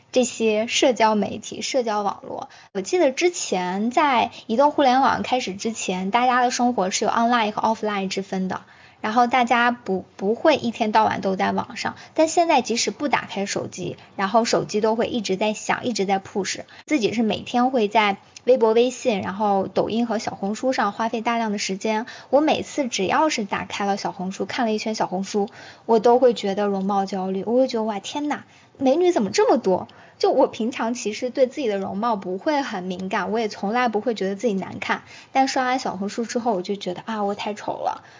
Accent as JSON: {"language": "Chinese", "country": "China", "said": "我们中国人"}